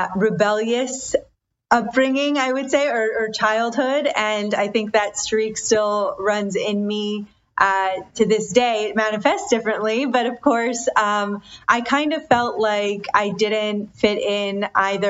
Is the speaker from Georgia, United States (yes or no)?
no; Detroit, Michigan, United States; I was born and raised in Detroit, in the surrounding Detroit area, but my parents are immigrants from India.